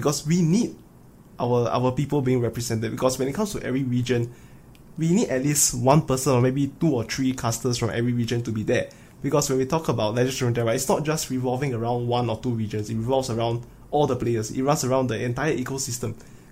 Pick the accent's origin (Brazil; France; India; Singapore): Singapore; me and Moo Boy, we are both from Singapore